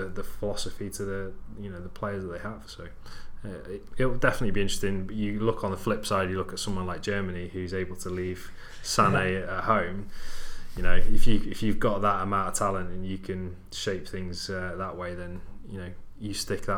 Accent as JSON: {"language": "English", "region": "Wales", "country": "United Kingdom", "said": "I'm Welsh"}